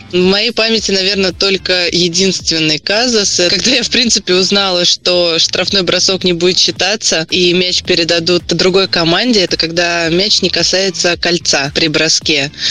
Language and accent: Russian; Samara, Samara Oblast, Russia; Самара – это мой родной город